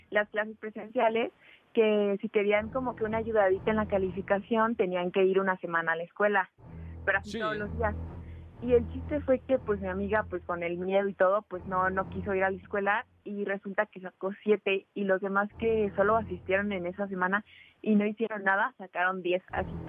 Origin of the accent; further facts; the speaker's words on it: Bogotá, Colombia; accent: mix; Yo soy de Bogotá, aunque, bueno, como dices, mi acento, mi acento es una mezcla.